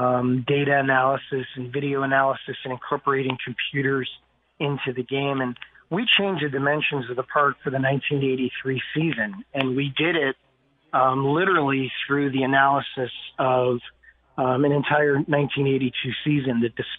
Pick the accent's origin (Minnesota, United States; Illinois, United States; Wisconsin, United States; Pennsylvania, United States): Illinois, United States; Chicago; moved away; my hometown